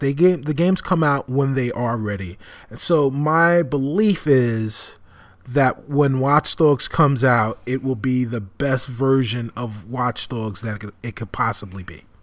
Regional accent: New York City, New York, United States; moved away as an adult; now in Chicago, United States; my hometown of, of New York City

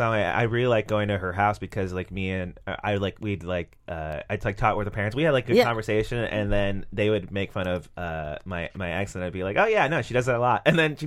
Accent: New Jersey, United States; I also grew up in New Jersey.

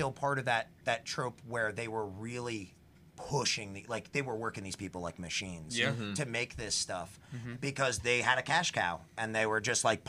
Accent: Brick Township, New Jersey, United States; also born or lived in Point Pleasant, New Jersey; I grew up in Bricktown, Ship, New Jersey

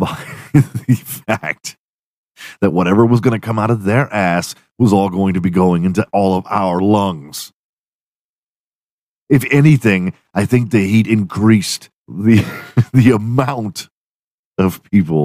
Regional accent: Texas, United States; I'm from Texas

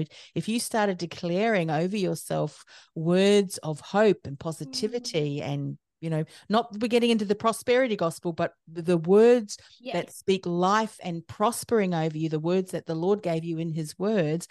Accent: New Zealand; moved away as an adult; now in Australia; I was born in New Zealand, and my husband's an Australian, and I came over to Australia

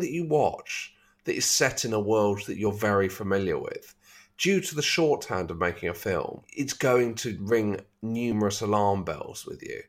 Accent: London, United Kingdom

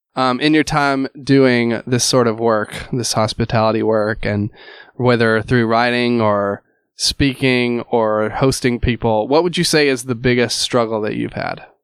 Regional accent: Alabama, United States; moved away as an adult; also born or lived in Louisville; I'm originally from Alabama

